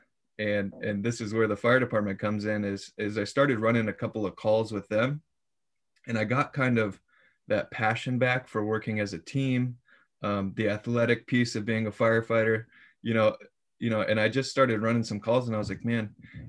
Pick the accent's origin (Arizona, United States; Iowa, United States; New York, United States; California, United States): Iowa, United States; moved away as an adult; also born or lived in Springfield, Missouri; I was born and raised in Iowa